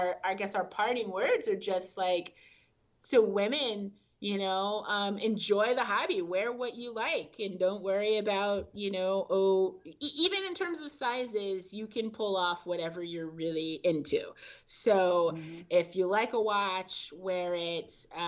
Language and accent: English; California, United States; I'm from California, so we're out in the... sometimes the East Bay area